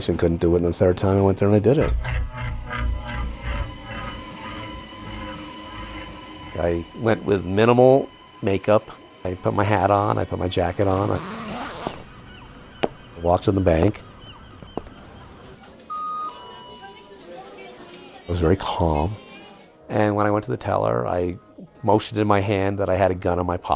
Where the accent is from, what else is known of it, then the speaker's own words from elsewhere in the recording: New York City, New York, United States; moved away as an adult; also born or lived in California; I grew up in the Upper West Side of Manhattan.